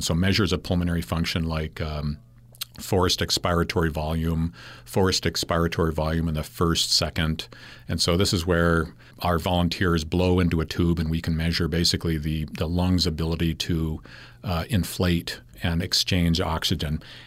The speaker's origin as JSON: {"language": "English", "town": "Claremont", "region": "California", "country": "United States", "tie": "born or raised there", "moved": "yes", "lives_now": "Logan, United States", "said": "I grew up in the Los Angeles area in a, in a city called Claremont, California"}